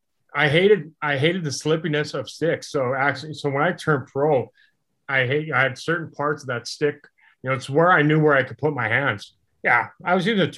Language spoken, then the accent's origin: English; Saskatoon, Saskatchewan, Canada; also born or lived in Calgary, Alberta; now in Dallas, United States; I was born in Calgary, but moved when I was like 2 or 3 to Saskatoon. So basically that, you know, that's home for me